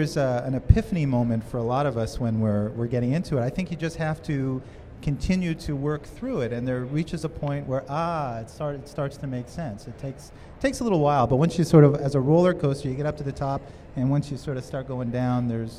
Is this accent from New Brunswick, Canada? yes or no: no; Montreal, Quebec, Canada; I'm from Canada originally, but like you, I started out, I think I was 11 years old. And the enthusiasm that I felt in Montreal, I used to go to the roof of my apartment building and photograph planes and sunsets